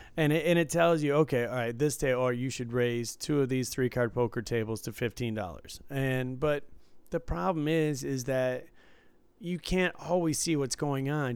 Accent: Detroit, Michigan, United States; growing up in Detroit and visiting there, you know, I grew up in the suburbs

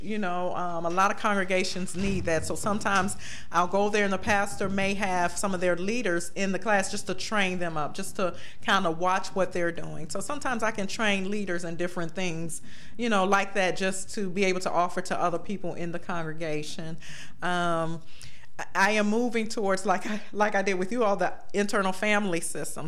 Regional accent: Beckley, West Virginia, United States; now in Cleveland, United States; I was born in Cleveland, but my parents died when I was very young, mm-hmm. and my grandmother, my maternal grandmother mother took me and my three brothers to Beckley, West Virginia

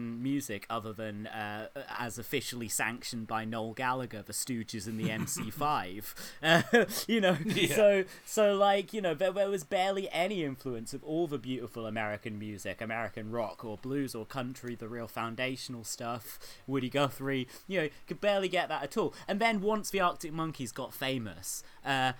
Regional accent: United Kingdom; as a British musician

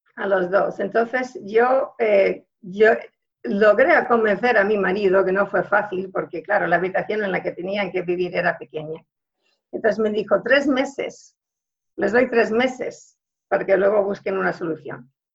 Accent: Houston, Texas, United States; moved away as an adult; now in Switzerland; Yo nací en Houston, ahí me crié

